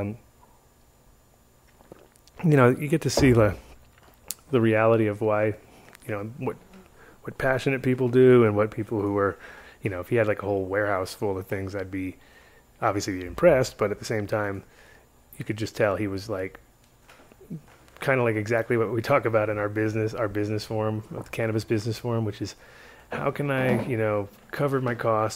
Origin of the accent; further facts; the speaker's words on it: Rhode Island, United States; I grew up in Rhode Island